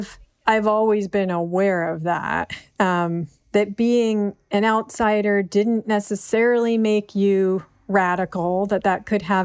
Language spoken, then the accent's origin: English; Berkeley, California, United States; that is partly the privilege of like growing up in Berkeley and like the heart of outsiderness